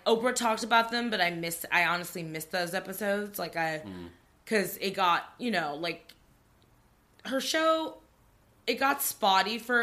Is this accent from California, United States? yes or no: yes; Torrance, California, United States; I grew up in Torrance